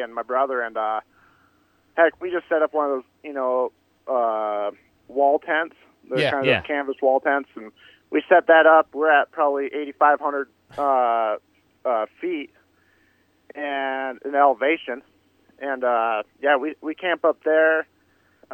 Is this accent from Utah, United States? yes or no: yes; Utah, United States; I'm from Utah, and we elk hunt all the time